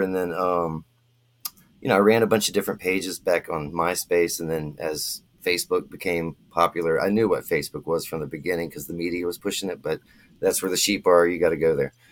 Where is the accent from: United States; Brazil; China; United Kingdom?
United States; Florida; I'm from Florida